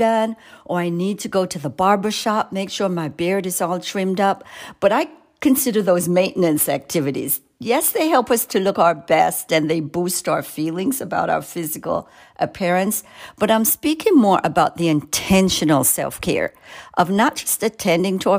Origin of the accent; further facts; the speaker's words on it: Jamaica; moved away; You can hear an accent. I grew up in Jamaica.